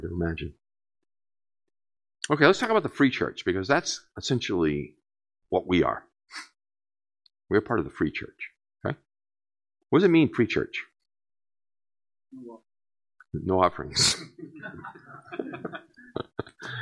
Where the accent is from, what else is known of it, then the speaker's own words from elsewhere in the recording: New England, United States; having been born and brought up in New England